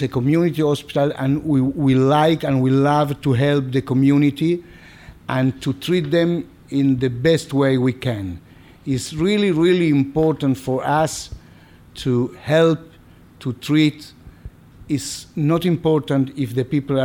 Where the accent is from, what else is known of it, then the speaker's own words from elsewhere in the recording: Argentina; moved away as an adult; now in Kfar Saba, Israel; I was born in Argentina. And I finished my medical school in Argentina